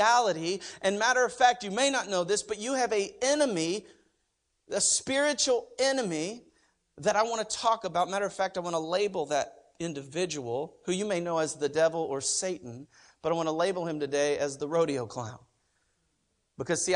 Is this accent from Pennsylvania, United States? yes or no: no; Oklahoma, United States; moved away; I'm from Oklahoma